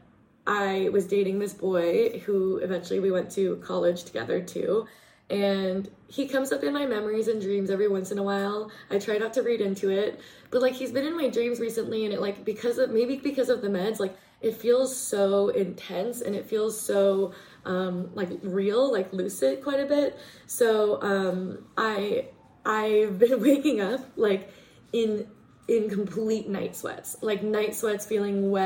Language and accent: English; Portland, Oregon, United States; moved away; growing up in Portland, it was a lot of, well, I was working a lot